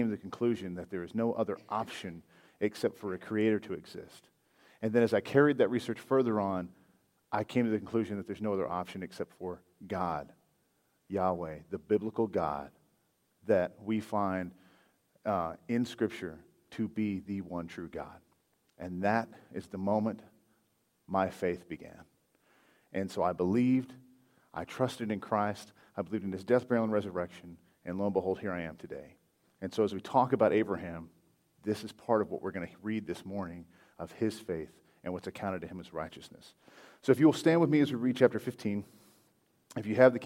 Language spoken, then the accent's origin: English; Hobbs, New Mexico, United States; moved away as an adult; also born or lived in Fort Worth, Texas; now in Alamogordo, United States; I'm originally from Homs, New Mexico. I was born and raised over there all my life until, I don't know, 7 or 8 years ago